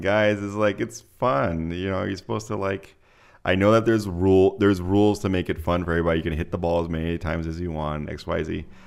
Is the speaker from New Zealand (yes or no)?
no; Mexico City, Mexico; moved away; I grew up in Mexico City